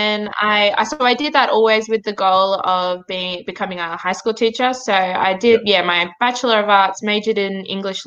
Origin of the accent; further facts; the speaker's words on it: Wollongong, New South Wales, Australia; also born or lived in Nhulunbuy, Northern Territory / Sydney / Cape York, Queensland / Canberra; growing up in Wollongong, when my mum remarried